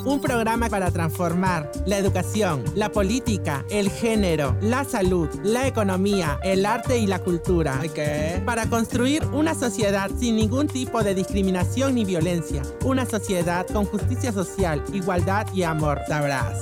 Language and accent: Spanish; Lima, Peru; yo soy este pobladora de Villa María del Triunfo